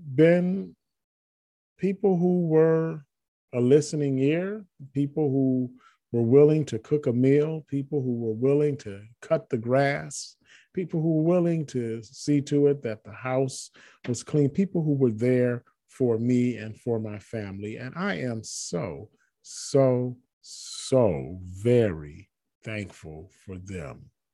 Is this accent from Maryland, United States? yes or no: no; Michigan, United States; moved away; michigan where i'm from where i grew up i don't live there now that's my home state